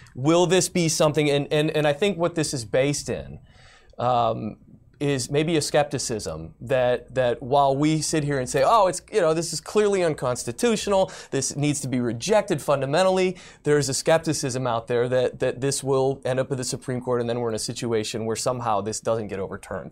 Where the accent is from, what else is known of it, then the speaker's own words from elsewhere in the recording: Michigan, United States; also born or lived in Detroit; Michigander. I'm a Michigander